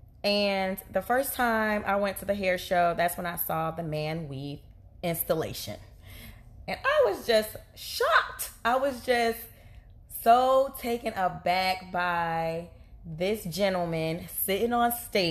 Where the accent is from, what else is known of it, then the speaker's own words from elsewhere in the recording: New Jersey, United States; I'm from Jersey